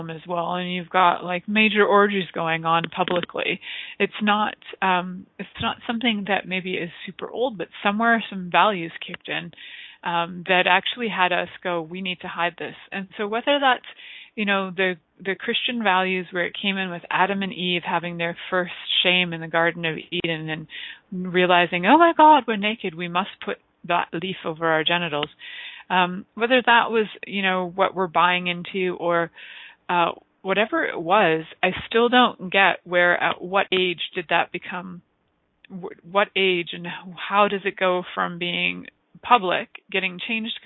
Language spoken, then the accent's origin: English; Canada; we get to call ourselves here in Canada Serbian Canadians